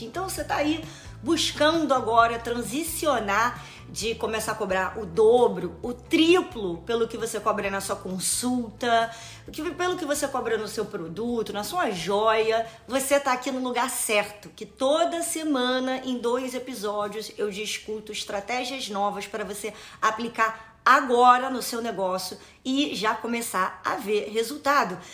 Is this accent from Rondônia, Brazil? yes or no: no; Rio de Janeiro, Brazil; eu vou dar o exemplo do Rio de Janeiro, que é né, da minha cidade natal